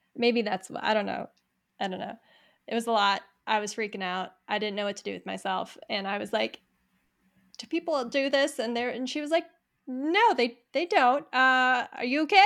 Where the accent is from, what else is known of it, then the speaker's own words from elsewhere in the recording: Niwot, Colorado, United States; we're local, we grew up in Niwot